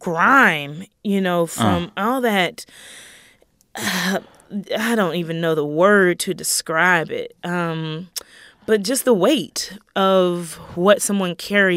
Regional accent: the South, United States; And then I'm from the South and all the layers of slavery and Jim Crow

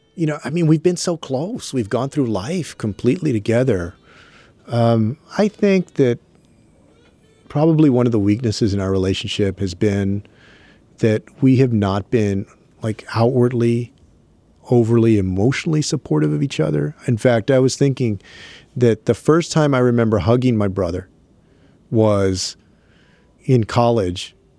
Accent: San Antonio, Texas, United States; my hometown of San Antonio

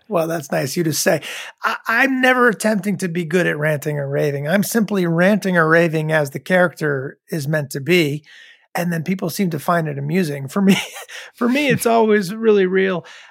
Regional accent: Rhode Island, United States; I was growing up in Rhode Island

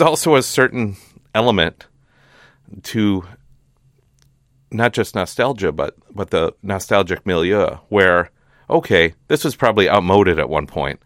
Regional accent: Hastings, Minnesota, United States; moved away as an adult; now in California, United States; I grew up in Hastings

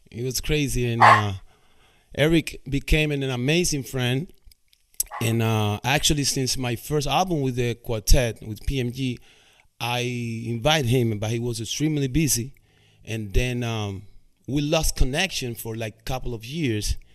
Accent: Cuba; English is a second language; moved away; when I came from Cuba in 1998.

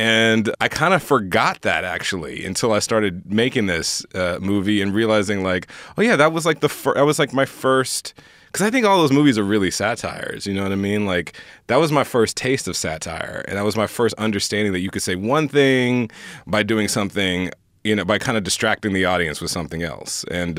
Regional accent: Houston, Texas, United States; I grew up in Houston, Texas. I knew I wanted to get the hell out of Houston, Texas. No shade to Houston. I love Houston.

